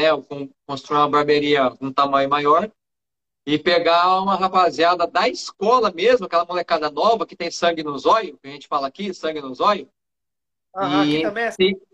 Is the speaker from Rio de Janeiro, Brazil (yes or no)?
no; São José do Rio Preto, São Paulo, Brazil; Eu sou de São José do Rio Preto, interior de São Paulo.